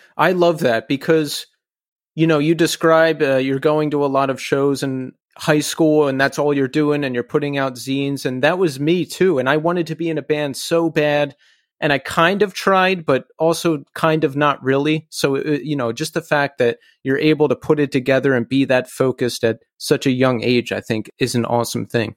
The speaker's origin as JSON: {"language": "English", "town": "Philadelphia", "region": "Pennsylvania", "country": "United States", "said": "I'm originally from Philly, Philly area"}